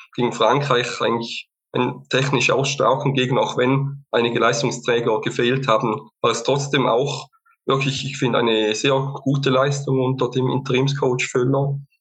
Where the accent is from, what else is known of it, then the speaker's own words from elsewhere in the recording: Lake Constance region, Eastern Switzerland, Switzerland; ich komme auch aus der Schweiz, bin ebenfalls äh, Unterstützer des FC St. Gallen, äh, komme auch aus der Ostschweiz, Bodenseeregion